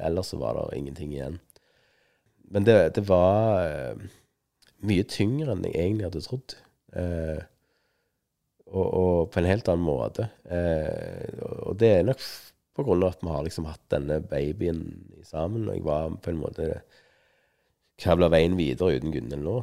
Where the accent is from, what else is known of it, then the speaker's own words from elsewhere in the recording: Stavanger, Rogaland, Norway; jeg kom fra Stavanger, og hun hadde stavangerdialekt.